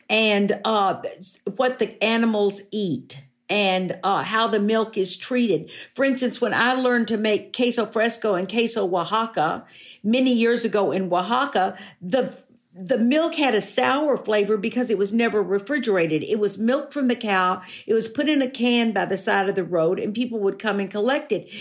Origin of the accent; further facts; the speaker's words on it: Fort Worth, Texas, United States; when I was growing up in Fort Worth